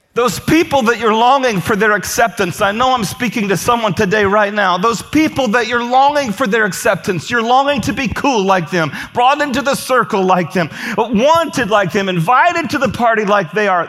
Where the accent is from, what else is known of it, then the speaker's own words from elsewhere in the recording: Indiana, United States; moved away; I'm from Indiana.